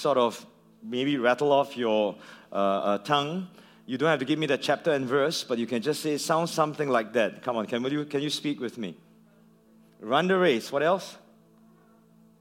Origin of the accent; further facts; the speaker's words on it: Singapore; I come from Singapore